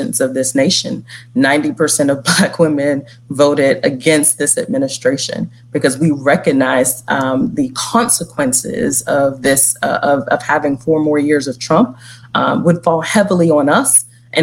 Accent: the South, United States; a Black woman born and raised in the South

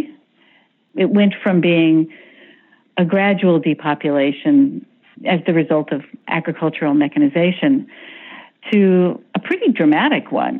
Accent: Wichita, Kansas, United States; moved away; I grew up in Wichita

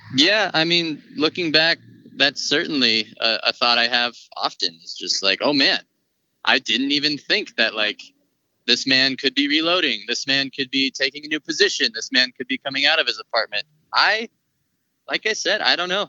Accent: Colorado, United States; born born and raised in Colorado. Been here my whole life.

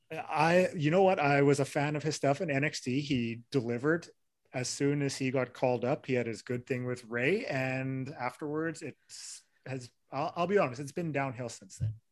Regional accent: Winnipeg, Manitoba, Canada; I'm from Winnipeg

